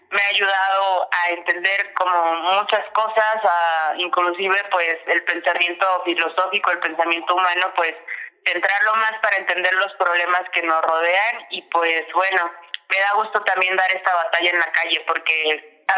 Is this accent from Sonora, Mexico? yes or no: no; Puebla, Mexico; como buena poblana